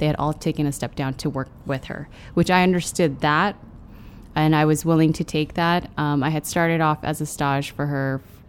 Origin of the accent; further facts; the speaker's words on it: San Francisco, California, United States; born there; My parents are, they came here to the States during the Vietnam War in the late 70s, early 80s. I was born in San Francisco.